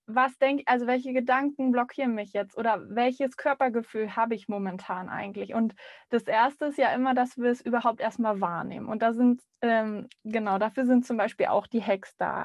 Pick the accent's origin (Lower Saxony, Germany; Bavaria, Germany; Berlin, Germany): Berlin, Germany; also born or lived in Rostock / Vienna; Ich bin freischaffende Musikerin in Berlin. Ich bin auch gebürtige Berlinerin